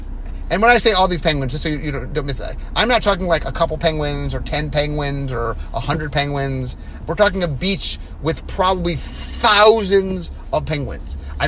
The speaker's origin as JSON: {"language": "English", "town": "Cleveland", "region": "Ohio", "country": "United States", "tie": "born or raised there", "moved": "yes", "said": "I grew up in Cleveland"}